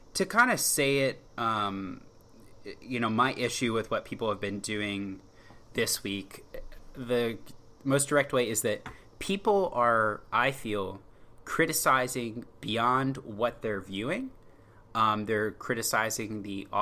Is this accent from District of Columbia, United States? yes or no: yes; Washington, District of Columbia, United States; I'm from Washington area. I've rooted for Washington D.C. sports teams.